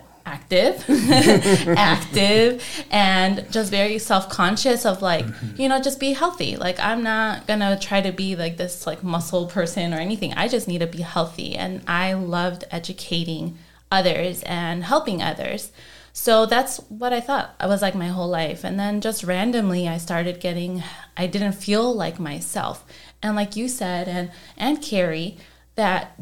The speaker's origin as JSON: {"language": "English", "town": "Chicago", "region": "Illinois", "country": "United States", "said": "I'm from Chicago, not Texas"}